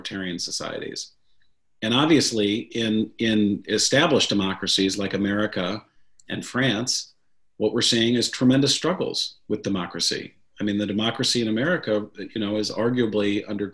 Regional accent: St. Louis, Missouri, United States; growing up in St. Louis, Missouri

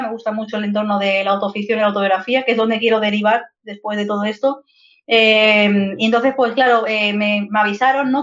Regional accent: Madrid, Community of Madrid, Spain; moved away as an adult; now in Zaragoza, Spain; nací en Madrid y he estado toda la vida viviendo en Madrid, en el barrio de Vallecas pero actualmente hace un par de meses me he venido a vivir aquí a Zaragoza con mi pareja

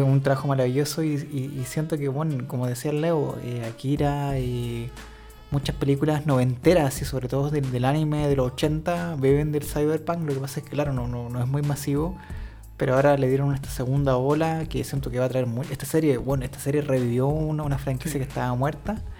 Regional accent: Chile

